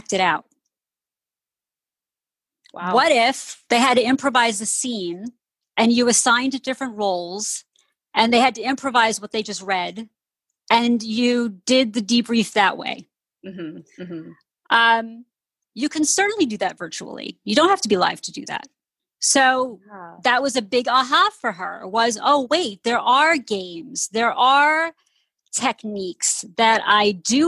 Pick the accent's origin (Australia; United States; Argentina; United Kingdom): United States; outside of New York City; I grew up outside of New York City, right outside of the musical theater capital of the world